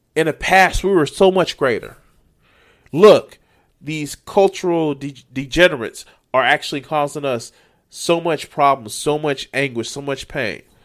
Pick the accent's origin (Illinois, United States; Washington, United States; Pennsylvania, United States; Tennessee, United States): Illinois, United States; Chicago